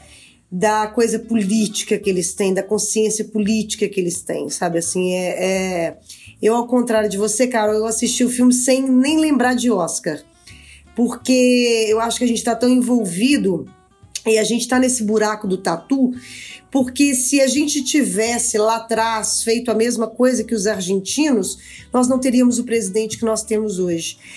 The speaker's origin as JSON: {"language": "Portuguese", "country": "Brazil", "said": "como brasileiros"}